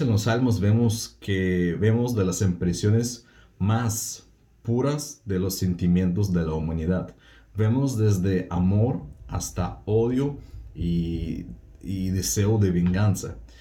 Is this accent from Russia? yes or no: yes; Russia; Spanish is a second language; hablo un poco raro, no es porque soy medio tonto, sino porque soy ruso.